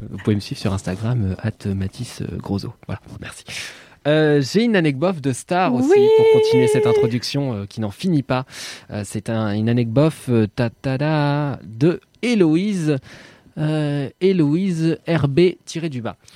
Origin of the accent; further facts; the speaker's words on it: Walloon Brabant, Belgium; De mon côté, je viens du Brabant wallon. Les, les Français disent donc souvent que je n'ai pas d'accent.